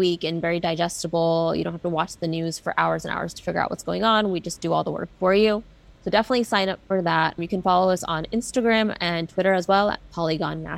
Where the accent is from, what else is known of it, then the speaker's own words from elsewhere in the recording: Texas, United States; moved away; my hometown in Texas